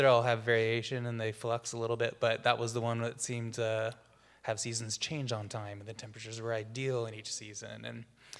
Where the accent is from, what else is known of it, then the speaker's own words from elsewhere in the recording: Walla Walla, Washington, United States; I'm actually Walla Walla native, fifth generation farming family. Yeah, so we, I come from a long line of wheat farmers. So I was originally from Walla Walla.